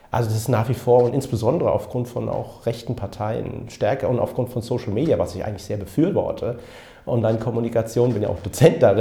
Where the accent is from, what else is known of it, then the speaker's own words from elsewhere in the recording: Frankfurt, Hesse, Germany; ich bin gebürtiger Frankfurter mit pakistanischen Wurzeln